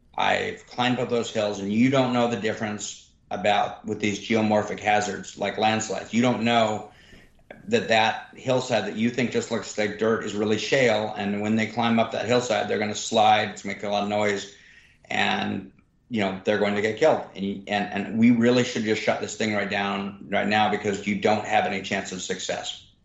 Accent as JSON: {"language": "English", "country": "Sudan", "second_language": "English", "moved": "yes", "lives_now": "United States", "said": "And more importantly, I came here as a refugee to the United States. And I came here from Sudan, where I was a goat herder."}